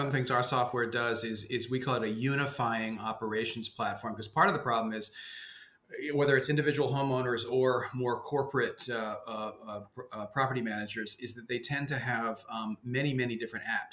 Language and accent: English; suburban New York, United States; accent: mainstream American; also born or lived in Denmark; I came at the age of three, grew up in suburban New York